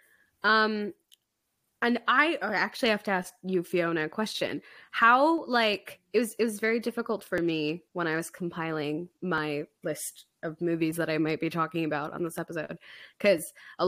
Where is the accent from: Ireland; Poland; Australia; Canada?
Canada; Alberta; We're from Alberta. It's so cold.